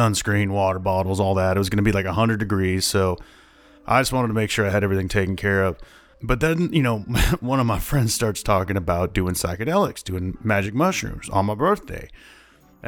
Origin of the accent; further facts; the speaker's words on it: Iowa, United States; I'm from Iowa